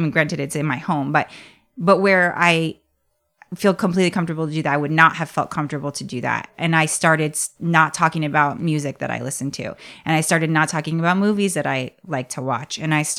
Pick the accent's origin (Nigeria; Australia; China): Nigeria; As my Nigerian belly can handle it.